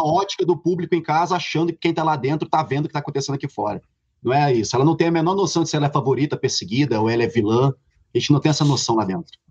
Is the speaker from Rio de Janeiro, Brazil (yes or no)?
yes; Rio de Janeiro, Brazil; Eu sou, sou carioca, sou do subúrbio